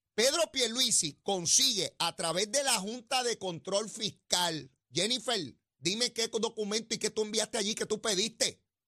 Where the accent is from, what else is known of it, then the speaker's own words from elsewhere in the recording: San Juan, Puerto Rico; en Capetillo, en Río Piedra, donde yo me crié, allí en Sabanayana